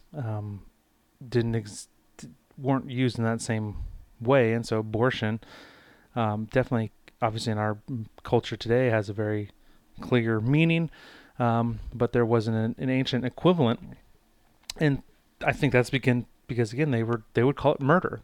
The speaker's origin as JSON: {"language": "English", "country": "United States", "said": "as an American citizen, as someone living in the United States"}